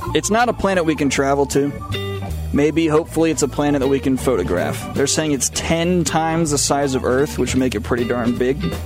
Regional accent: Matthews, North Carolina, United States; born or raised there; moved away

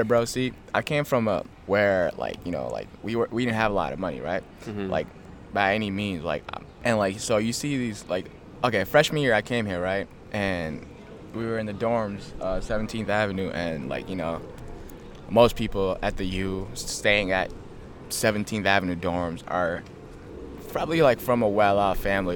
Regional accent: Ethiopia; also born or lived in Kenya; now in United States; I came from Ethiopia. I, I was raised there and I came here

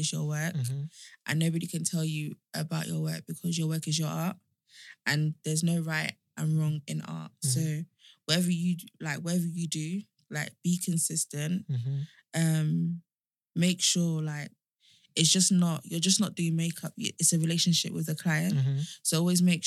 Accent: Nigeria; I'm Nigerian

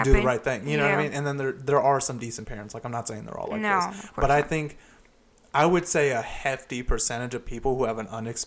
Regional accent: United States; I love being an American

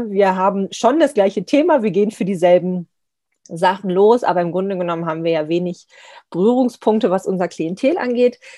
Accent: Lower Saxony, Germany; Also ich komme ja eher aus dem Norden, Nordosten, in der Nähe von Braunschweig aus Niedersachsen

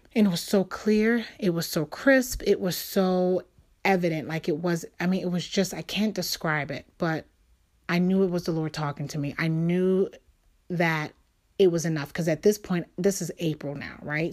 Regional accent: New York City, New York, United States; I'm from New York. I was born and raised there

